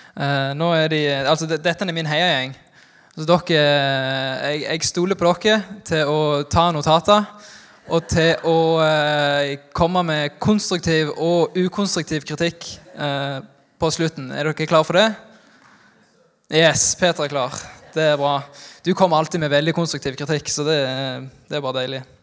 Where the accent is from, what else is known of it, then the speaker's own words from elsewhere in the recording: Norway; Jeg er fra Haua, men sier frukto